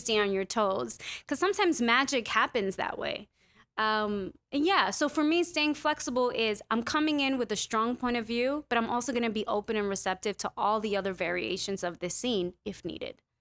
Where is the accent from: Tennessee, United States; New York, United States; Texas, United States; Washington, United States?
New York, United States; New York City; I'm a New Yorker through and through